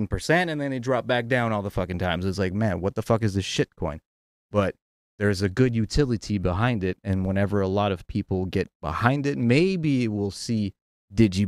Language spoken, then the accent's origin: English; Ontario, Canada; I am a francophone from Ontario